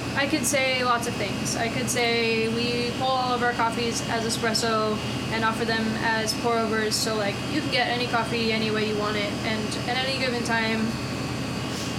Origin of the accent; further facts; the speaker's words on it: outside of Philadelphia, Pennsylvania, United States; moved away as an adult; also born or lived in Boston; now in Denver, United States; grew up outside of Philly, went to school in Boston, moved out here